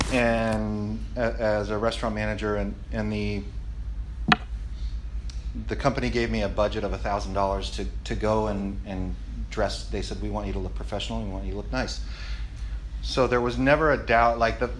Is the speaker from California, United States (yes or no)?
yes; Long Beach, California, United States; growing up in Belmont Shore in the early 80s and into the 90s